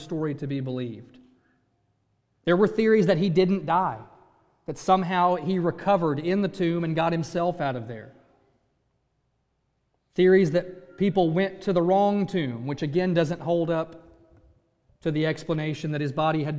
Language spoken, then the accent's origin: English; Virginia, United States; moved away; I grew up in Virginia